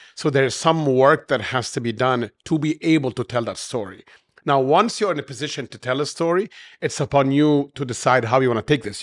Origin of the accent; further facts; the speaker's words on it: Cairo, Cairo Governorate, Egypt; moved away as an adult; also born or lived in United States / Europe; I'm born and raised in Cairo, but I have many years abroad in the West and U S and Europe